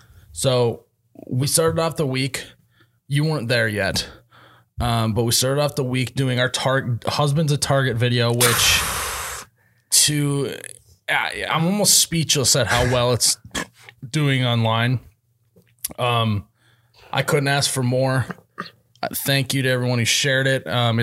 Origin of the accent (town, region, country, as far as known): Midwest, United States; born or raised there